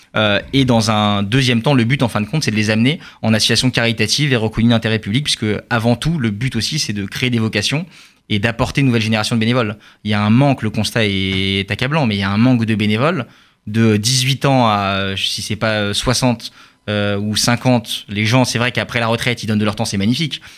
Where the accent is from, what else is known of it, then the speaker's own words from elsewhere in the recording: France; also born or lived in Charenton; en tant que juif français